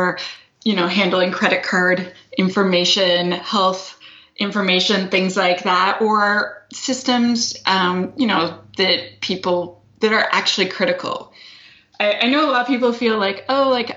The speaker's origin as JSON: {"language": "English", "country": "Canada", "accent": "Canadian", "said": "I'm Canadian. That is the accent you are hearing."}